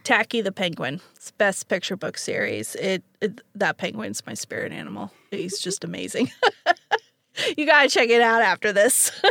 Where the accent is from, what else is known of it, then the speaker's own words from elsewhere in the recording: Canada; moved away; as a Canadian